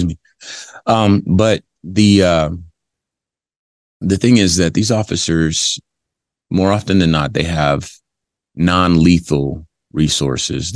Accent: Compton, California, United States; I'm from Compton, California. And for those familiar with the LAPD in the 80s when I was growing up

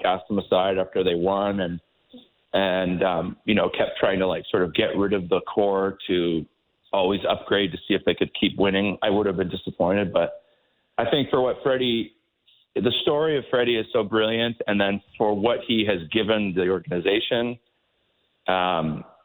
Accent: St. Catharines, Ontario, Canada; growing up in St. Catharines

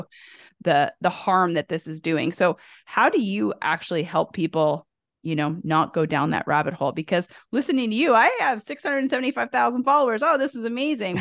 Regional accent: the South, United States; I'm from the South

